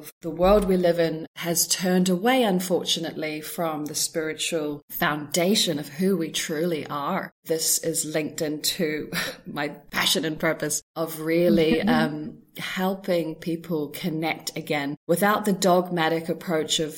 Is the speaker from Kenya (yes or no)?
no; New Zealand; I was brought up in New Zealand, and that was kind of my foundational years